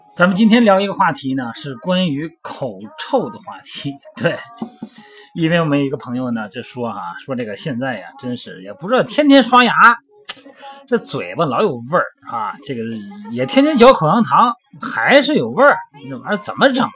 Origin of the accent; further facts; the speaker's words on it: Shandong, China; moved away; 像我老家山东的啊